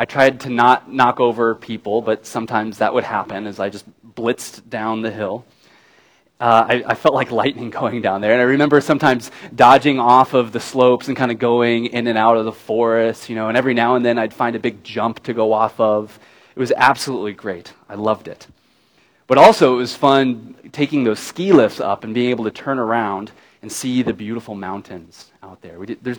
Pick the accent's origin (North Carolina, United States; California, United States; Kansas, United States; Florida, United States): Kansas, United States; I grew up in Kansas